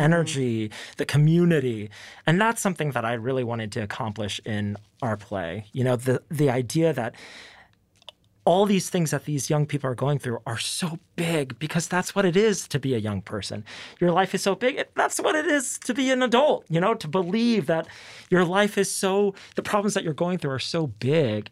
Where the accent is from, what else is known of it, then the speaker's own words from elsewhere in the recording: Dallas, Texas, United States; I'm from Dallas, and, you know, this is the place that raised us